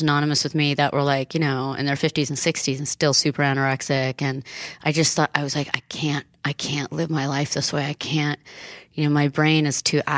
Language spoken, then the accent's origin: English; Italy; now in United States; after growing up in Italy and then getting sent to America in the 80s